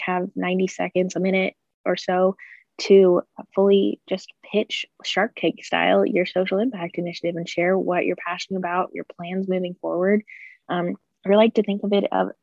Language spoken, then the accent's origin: English; Butler Community College area, Kansas, United States; calculus classes at Butler Community College in my hometown